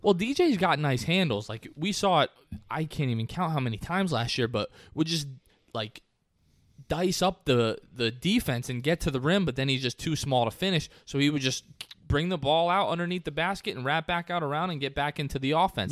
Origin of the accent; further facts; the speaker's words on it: New Jersey, United States; I'm from New Jersey